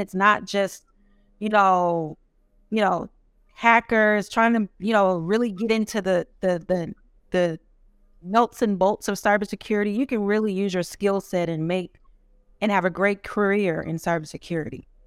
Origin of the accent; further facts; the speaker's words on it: Dallas, Texas, United States; I'm from North Texas, Dallas, Texas, so another Texas person in here.